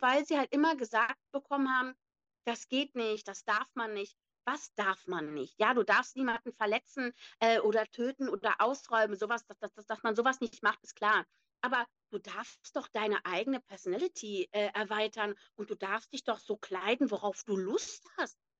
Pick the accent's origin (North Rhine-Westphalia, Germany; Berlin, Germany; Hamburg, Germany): North Rhine-Westphalia, Germany; Neuss; eigentlich gebürtig aus Neuss. Ich bin in Neuss aufgewachsen